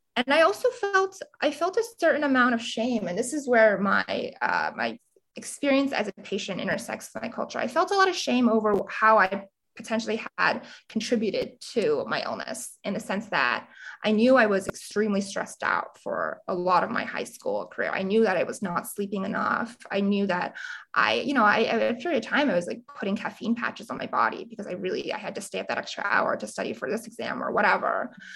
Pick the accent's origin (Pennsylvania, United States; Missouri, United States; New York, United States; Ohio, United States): Pennsylvania, United States; Montgomery County; I grew up, you know, in Montgomery County, very quiet area right outside of Philadelphia, 45 minutes away